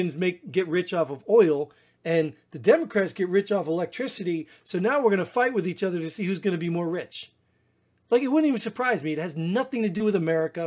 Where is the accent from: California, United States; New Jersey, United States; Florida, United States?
New Jersey, United States; I grew up in Jersey